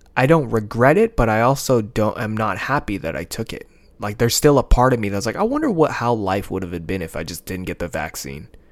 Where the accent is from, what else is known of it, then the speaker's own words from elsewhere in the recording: United States; I'm American